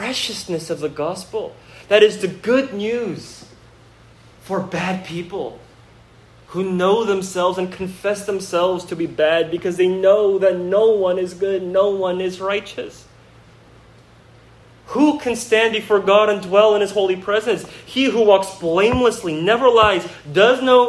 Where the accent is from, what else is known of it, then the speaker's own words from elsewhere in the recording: Bay Area, California, United States; moved away; I grew up here in the Bay Area, and so I know the Bay Area pretty well